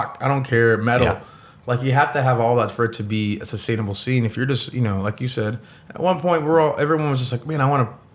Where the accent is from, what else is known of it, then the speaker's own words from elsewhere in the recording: Oklahoma, United States; we're from Oklahoma.